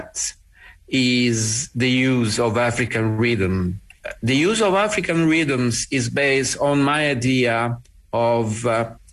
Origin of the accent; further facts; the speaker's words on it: Bari, Apulia, Italy; coming from the conservatory in my hometown in Bari